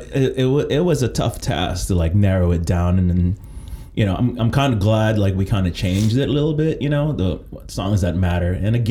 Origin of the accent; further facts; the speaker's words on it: Philippines; I was born in the Philippines.